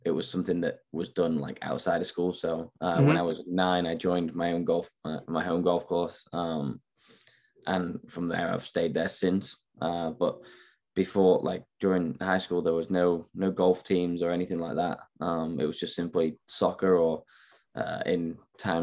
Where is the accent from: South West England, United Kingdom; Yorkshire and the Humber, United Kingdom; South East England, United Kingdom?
Yorkshire and the Humber, United Kingdom; Sheffield; moved away as an adult; I'm from Sheffield, England